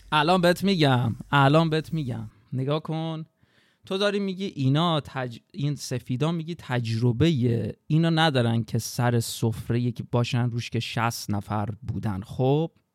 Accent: Babol, Mazandaran, Iran; من توی بابل که به دنیا اومدم از ابتدایی رفتم راهنمایی

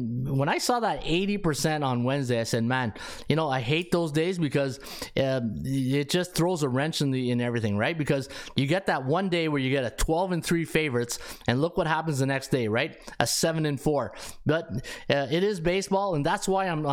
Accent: Canada; also born or lived in Ottawa; I'm sitting here in Ottawa. We're not really that close to the North Pole, but hey, I'm still Canadian

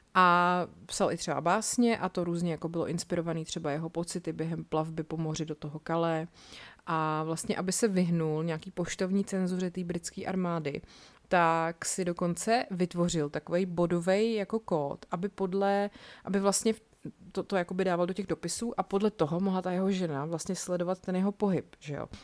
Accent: Czechia; tady u nás v Čechách

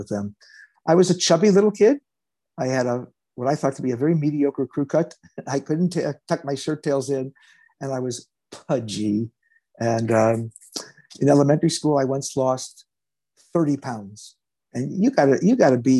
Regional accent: Los Angeles, California, United States; I was born in Los Angeles

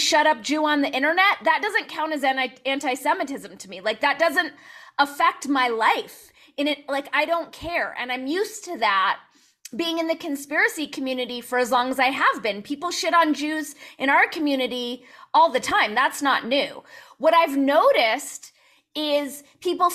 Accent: Los Angeles, California, United States; I grew up in the San Fernando Valley

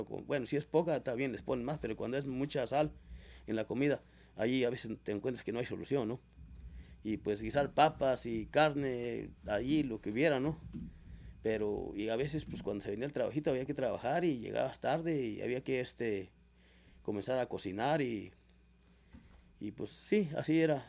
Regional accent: Mesa de Rayos, Zacatecas, Mexico; yo soy originario de Mesa de Rayos. Y pues allí este, nací en ese ranchito

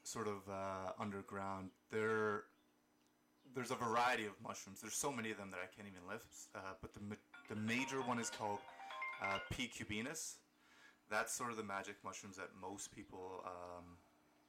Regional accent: Kitchener, Ontario, Canada; also born or lived in Kosovo / Germany; Lived in Germany for a little bit and then raised in Kitchener-Waterloo

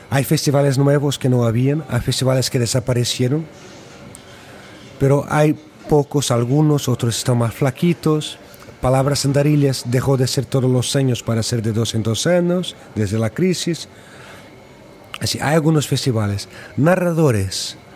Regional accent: Brazil; a gente que, vengo de Brasil, y eh, que está ahí ayudando a construir algo nuevo

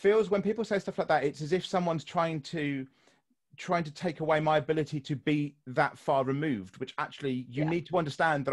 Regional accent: United Kingdom; I'm British

